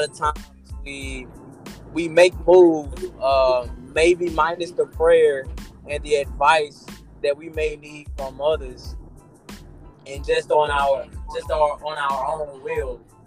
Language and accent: English; Aliceville, Alabama, United States; also born or lived in Birmingham, Alabama; Born in Birmingham, Alabama. Lived there for my first 10 years of age. My mom got into trouble. Then we moved back home to where she was originally from with my grandparents and cousins and whatnot. So I say I'm from Aliceville, Alabama.